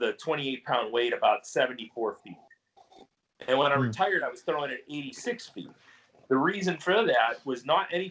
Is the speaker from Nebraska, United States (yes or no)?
no; Cleveland, Ohio, United States; I'm from the Cleveland area